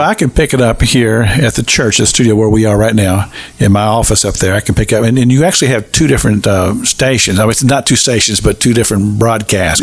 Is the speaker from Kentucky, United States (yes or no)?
yes; Kentucky, United States; growing up in Kentucky